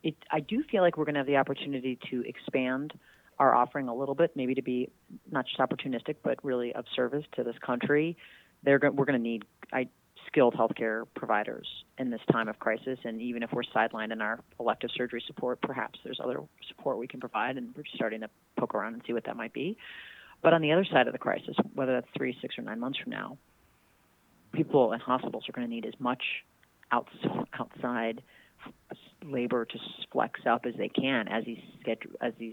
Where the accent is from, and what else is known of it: Illinois, United States; born or raised there